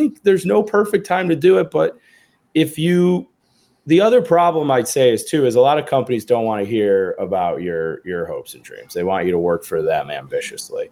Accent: Cleveland, Ohio, United States; now in New York, United States; my hometown of Cleveland

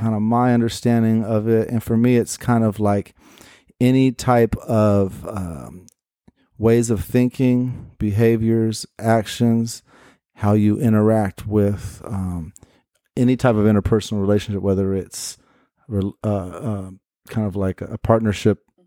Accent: Portland, United States; born and raised in Portland

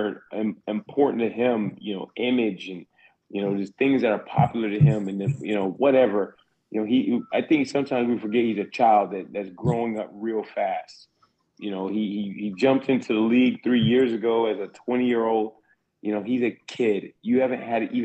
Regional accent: South Carolina, United States; I'm from South Carolina

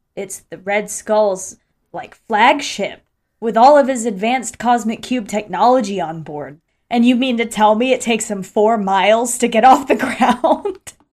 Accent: Ocala, Florida, United States; here in my hometown of Ocala, Florida

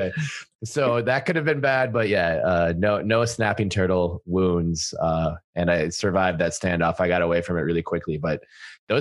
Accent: Minnesota, United States; born or raised there

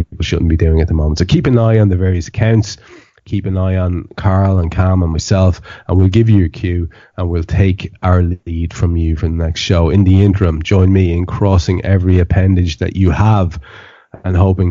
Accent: Ireland; I'm an Irish country gentleman

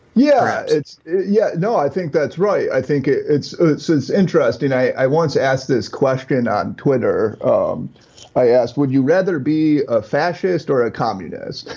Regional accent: Midwest, United States; I grew up in the Midwest.

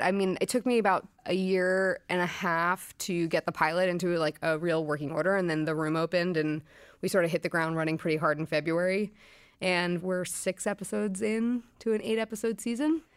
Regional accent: Brooklyn, New York, United States; I grew up in Brooklyn

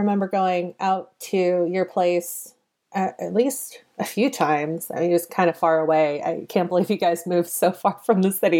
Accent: California, United States; And then, of course, I'm from the San Francisco Bay Area.

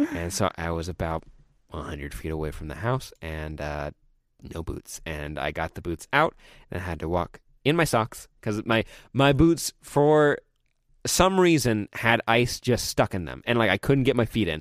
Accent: California, United States; born or raised there; also born or lived in Colorado

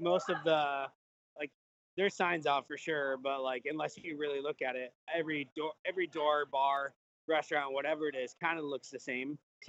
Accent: North Carolina, United States; also born or lived in Virginia; I grew up in North Carolina, lived most of my life in Virginia. So, like, all Southern-based.

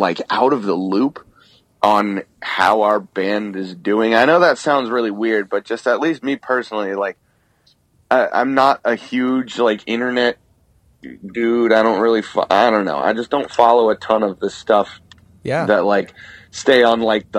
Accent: United States; as an American band

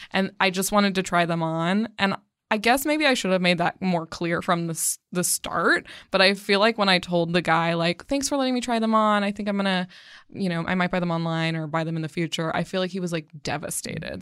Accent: Temecula, California, United States; I grew up in Temecula, California

